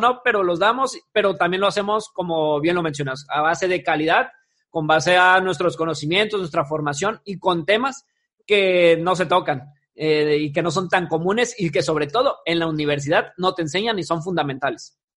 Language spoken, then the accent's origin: Spanish; Mexico; esa parte cultural de como mexicanos